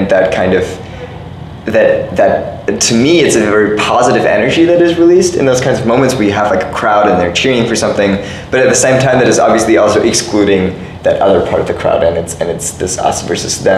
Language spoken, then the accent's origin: English; Germany; moved away as an adult; also born or lived in Italy; now in Cambridge, United States; I don't necessarily really self-identify as super German or super Italian or super European